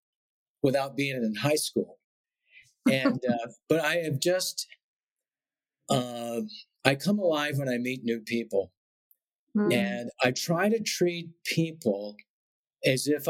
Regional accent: Beaumont, Texas, United States; also born or lived in Austin, Texas; When I was a sophomore in high school, we moved from Beaumont to Austin, Texas

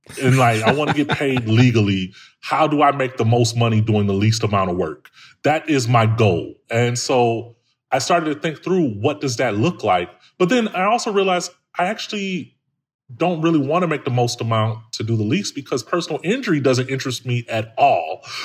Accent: Chicago, Illinois, United States; Dude, I'm from Chicago, man, like from the hood.

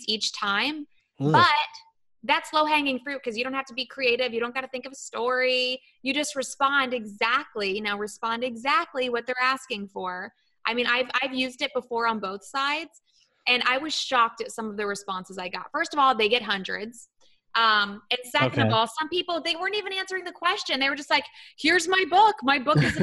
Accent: Columbus, Ohio, United States; now in Florida, United States; I came from Ohio.

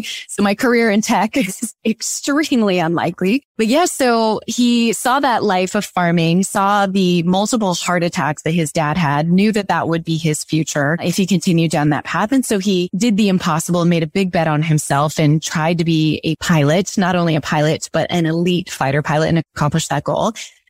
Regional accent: Florida, United States; born there; also born or lived in Seattle, United States; I was born in Florida, my next two sisters in Alaska, and really were kind of everywhere in between. And then when I was around 10, my dad decided to go to law school after his military career. And that's how my family ended up in Seattle.

